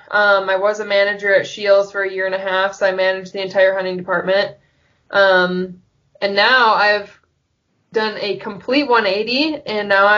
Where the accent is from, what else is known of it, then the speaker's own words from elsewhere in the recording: Wisconsin, United States; growing up in Wisconsin